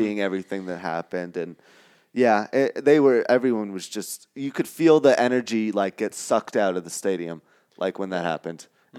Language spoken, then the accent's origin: English; New York, United States; moved away; grew up around in the New York sports media market